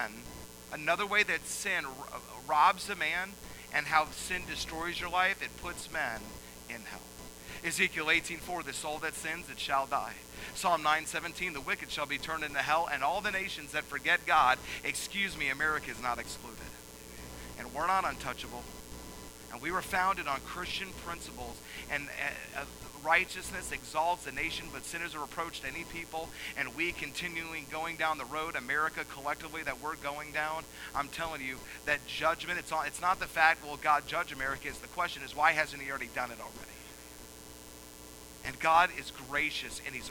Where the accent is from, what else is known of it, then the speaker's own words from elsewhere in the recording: Atlanta, Georgia, United States; I grew up in Atlanta